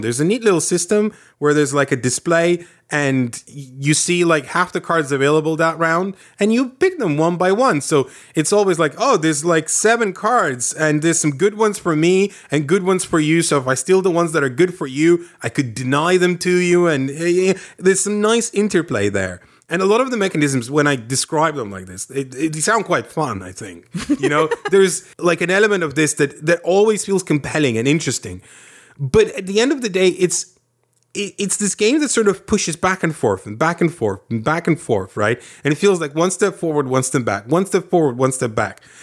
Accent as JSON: {"language": "English", "country": "Lithuania", "tie": "born or raised there", "moved": "yes", "said": "I grew up in the Soviets."}